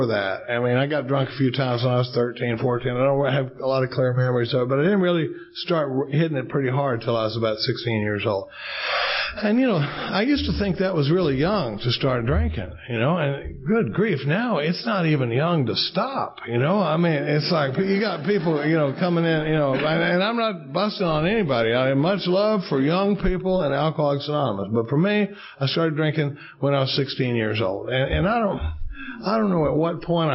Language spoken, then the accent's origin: English; Dallas, Texas, United States; now in Austin, United States; I grew up in Dallas, Texas. We live in Austin, Texas now.